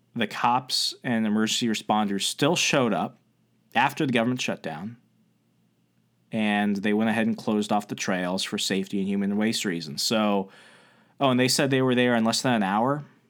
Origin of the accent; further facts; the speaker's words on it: Arizona, United States; moved away; I used to live in Arizona. I was born in Arizona.